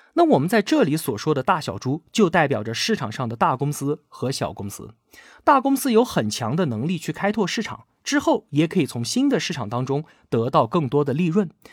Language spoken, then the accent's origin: Chinese; China; 我们中国人古老的智慧